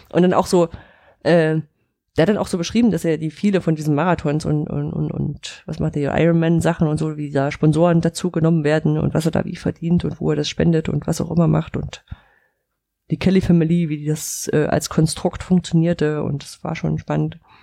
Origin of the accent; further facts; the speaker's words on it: Central German coal region, near the Profen open-cast mine, Saxony-Anhalt, Germany; aus der Gegend, wo ich groß geworden bin. Dieser Tagebauprofen war direkt bei uns um die Ecke, da konnte ich hinlaufen